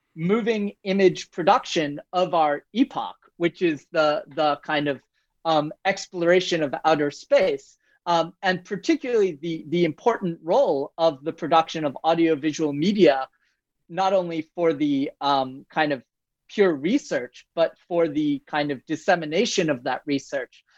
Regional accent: United States; moved away as an adult; also born or lived in France; now in Toronto, Canada; I'm an American by birth

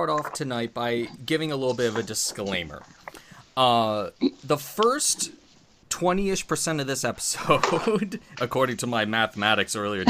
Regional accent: Canada; accent: Canadian; elementary school that I took, speech therapy to get rid of my Canadian accent.

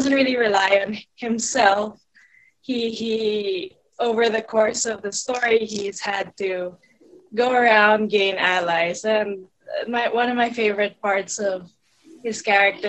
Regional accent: Philippines; I'm from the Philippines.

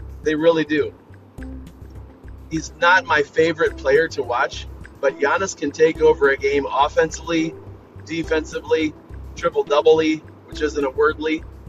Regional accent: Akron, Ohio, United States; I'm from Akron, Ohio

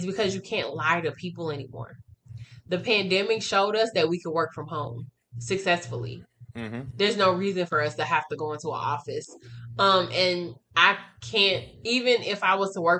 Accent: Atlanta, Georgia, United States; moved away; I'm from Atlanta. I don't live in Atlanta anymore, but I'm from Atlanta, Georgia

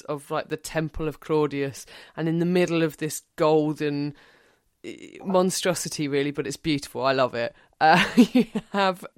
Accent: Harwich, East of England, United Kingdom; I am from Essex myself. I grew up in Harwich.

